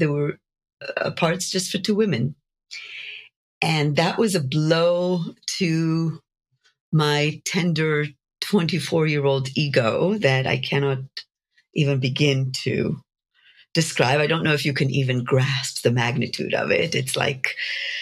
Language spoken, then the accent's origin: English; Jerusalem, Jerusalem District, Israel; moved away as an adult; now in United States; I grew up in Jerusalem in Israel